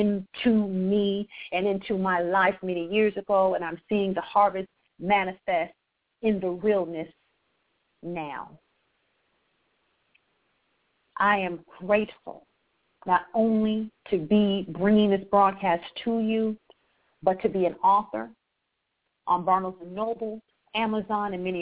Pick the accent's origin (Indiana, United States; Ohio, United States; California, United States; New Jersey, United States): Ohio, United States; Akron; also born or lived in Atlanta, Georgia; born and raised in Akron, Ohio, the same place LeBron James is from